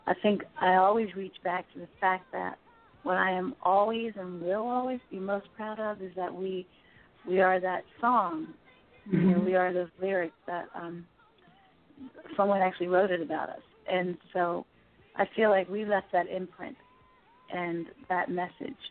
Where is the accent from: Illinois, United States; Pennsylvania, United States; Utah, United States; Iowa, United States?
Pennsylvania, United States; Philadelphia; I'm originally from Philly